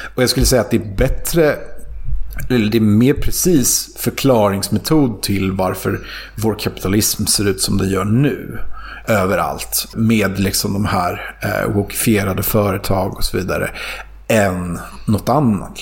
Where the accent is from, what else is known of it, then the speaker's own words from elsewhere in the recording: Sweden; Som svensk